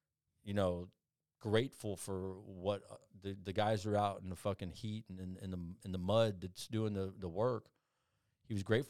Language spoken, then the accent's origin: English; Phoenix, Arizona, United States; born there; I was born in Phoenix, Arizona